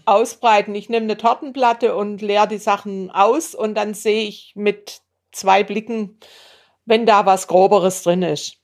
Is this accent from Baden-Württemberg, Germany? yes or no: yes; Bad Säckingen, Baden-Württemberg, Germany; wir, meine Geschwister und ich, wir sind in Bad Säckingen an der Schweizer Grenze aufgewachsen.